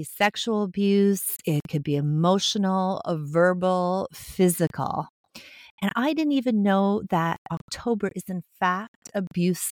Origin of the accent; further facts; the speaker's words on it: Montreal, Quebec, Canada; I grew up in Montreal, Quebec, Canada, in a working-class family